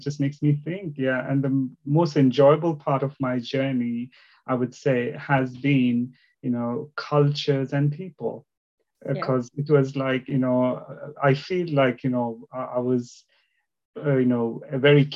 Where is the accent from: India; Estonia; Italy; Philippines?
India; English is a second language; also born or lived in Northeast India / South India; now in United Kingdom; I was born in the northeast of India and then moved more towards the southern part of India